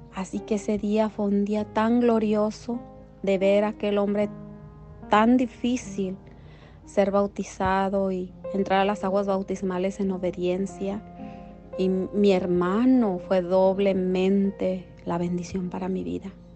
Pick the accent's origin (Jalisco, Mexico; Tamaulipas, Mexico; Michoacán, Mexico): Michoacán, Mexico; La Palma; now in Whittier, United States; yo soy originaria de Michoacán, México de un bello poblado llamado La Palma, Michoacán, donde yo nací